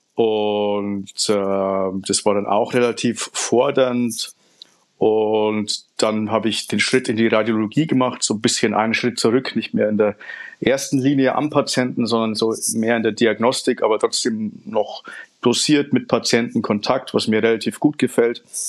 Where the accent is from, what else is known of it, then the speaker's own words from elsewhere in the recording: Upper Palatinate, Bavaria, Germany; moved away as an adult; also born or lived in Franconia; now in Nuremberg, Germany; bin gebürtiger Niederbayer, aufgewachsen in Oberpfalz, studiert in Franken und bin jetzt auch in Nürnberg gelandet